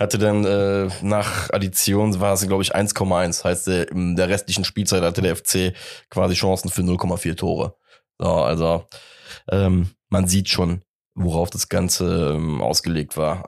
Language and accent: German; Cologne, North Rhine-Westphalia, Germany; sind wir Kölner